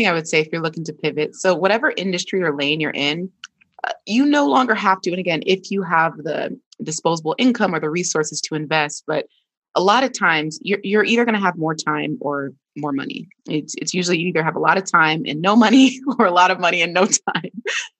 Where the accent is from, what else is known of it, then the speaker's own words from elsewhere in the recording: Nigeria; this is a little bit of like Nigerian trauma, because if you ask for help as a Nigerian, you know, kid, that was a sign of weakness.